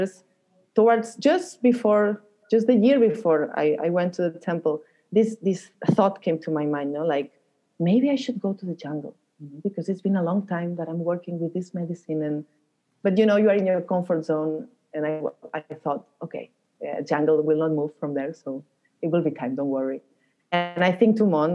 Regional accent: Barcelona, Catalonia, Spain; moved away as an adult; also born or lived in Peru; I'm from Barcelona

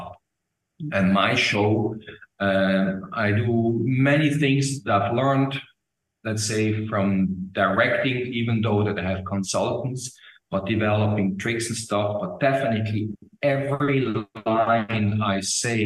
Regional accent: Switzerland; accent: Swiss; first language Swiss German; English is a second language; now in Germany; I'm from Switzerland. I live in Germany

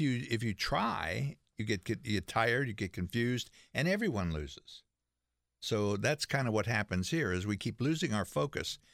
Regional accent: West Virginia, United States; I grew up in West Virginia

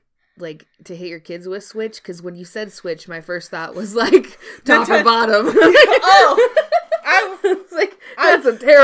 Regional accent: the South, United States; I grew up in the South. I had some very Southern grandparents.

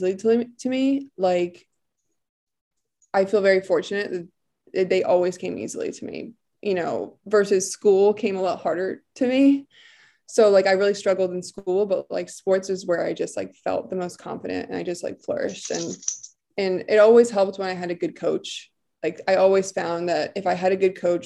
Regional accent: Bucks County, Pennsylvania, United States; I'm from Bucks County in Pennsylvania

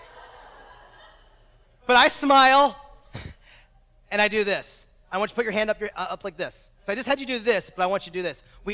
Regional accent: Exton, Pennsylvania, United States; now in Bakersfield, United States; I'm now back in my hometown of Exton, Pennsylvania

